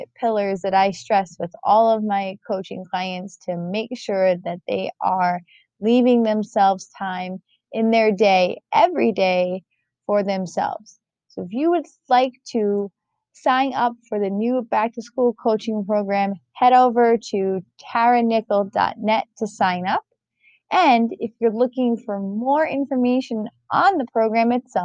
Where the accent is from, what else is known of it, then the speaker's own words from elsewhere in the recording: New York, United States; moved away; I'm originally from New York